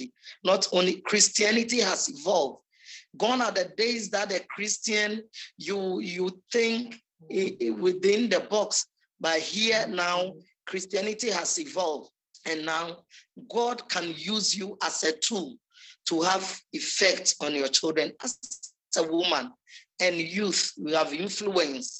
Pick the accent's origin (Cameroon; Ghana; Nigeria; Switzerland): Ghana; Kibi, Eastern Region; now in Kumasi, Ghana; In my hometown in Kibi, you see, growing up